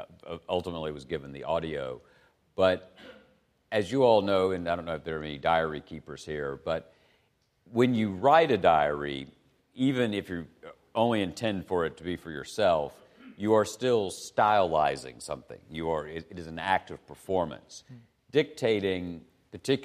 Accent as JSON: {"language": "English", "town": "Chattanooga", "region": "Tennessee", "country": "United States", "said": "I'm a boy from Chattanooga, Tennessee"}